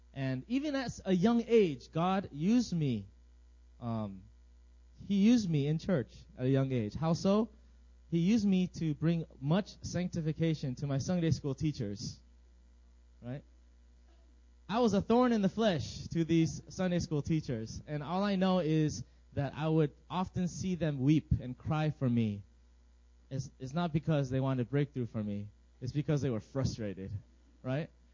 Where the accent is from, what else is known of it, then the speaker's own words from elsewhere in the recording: Virginia, United States; moved away as an adult; now in South Korea; I am also from Virginia